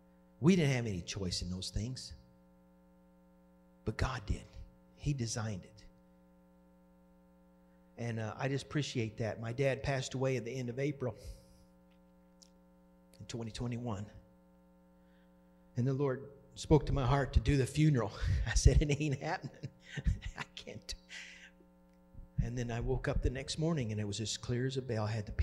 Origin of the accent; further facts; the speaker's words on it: Oklahoma, United States; now in Wisconsin, United States; I wasn't raised in Wisconsin, and I didn't grow up here. And I grew up in Oklahoma, and it's college football.